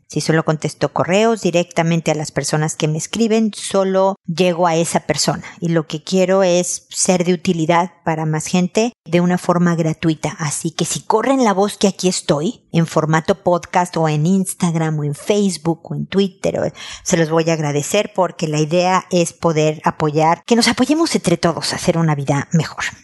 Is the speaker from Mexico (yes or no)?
yes; Mexico; moved away as an adult; also born or lived in United States; now in Chile; yo estoy en Chile siendo mexicana